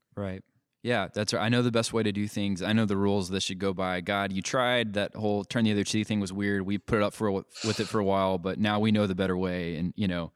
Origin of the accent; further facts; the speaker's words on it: United States; we have certain rights as Americans